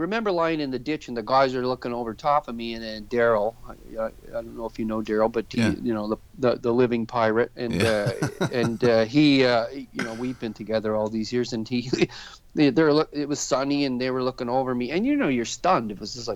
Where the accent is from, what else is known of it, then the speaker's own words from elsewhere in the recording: Jacksonville, Florida, United States; also born or lived in Toronto, Canada / Oshawa, Canada; now in Orillia, Canada; I grew up in Jacksonville, Florida, but I'm a Canadian